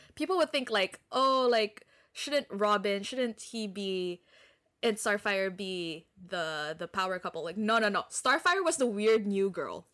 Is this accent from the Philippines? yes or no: yes; Philippines; I'm from the Philippines